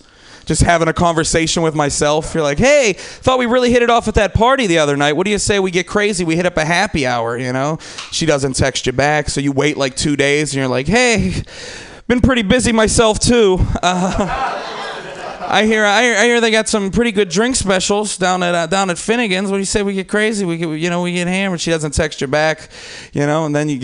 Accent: Pittsburgh, Pennsylvania, United States; like I said, I'm from Pittsburgh. I'm from the East Coast. Like, it's not just cool to smoke weed outside on the East Coast.

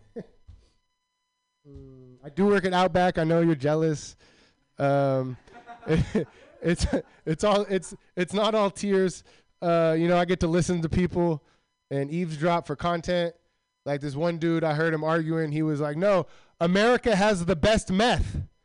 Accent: Milpitas, California, United States; I'm from Milpitas

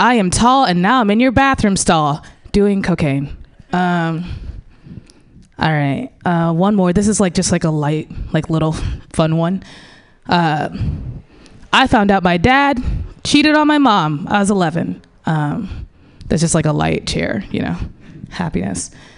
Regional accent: St. Louis, Missouri, United States; now in San Francisco Bay Area, United States; I grew up in St. Louis, Missouri

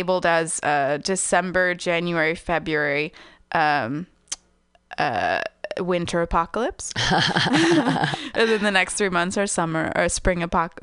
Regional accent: United States; I was raised in America, but I had family in Mexico

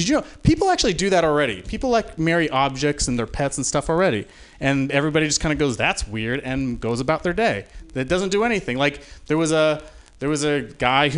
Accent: Utah, United States; moved away; I grew up in Utah

